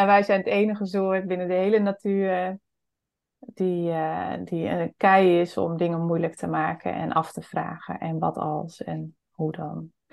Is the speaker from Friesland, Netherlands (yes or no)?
yes; Friesland, Netherlands; ik kom zelf ook uit Friesland